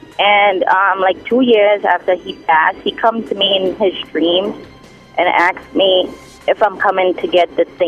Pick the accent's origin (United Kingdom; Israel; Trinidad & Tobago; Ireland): Trinidad & Tobago; now in United States; because I'm in America, I'm from Trinidad and Tobago.